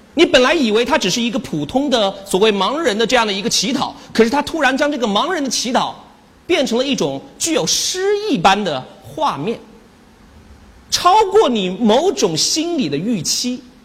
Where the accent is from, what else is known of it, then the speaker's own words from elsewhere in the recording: China; 我们中国人常说的一句话叫做“隔岸观火”